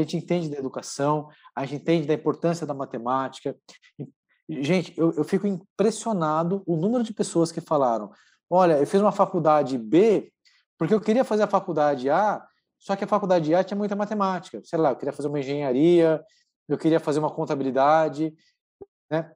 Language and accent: Portuguese; Santo André, São Paulo, Brazil; Eu sou de Santo André, sou natural de Santo André, é, aqui no ABC Paulista